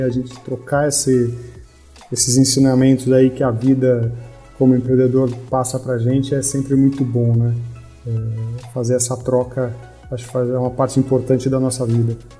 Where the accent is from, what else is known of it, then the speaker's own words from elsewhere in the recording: São Paulo, Brazil; also born or lived in Florianópolis; eu sou de São Paulo, capital.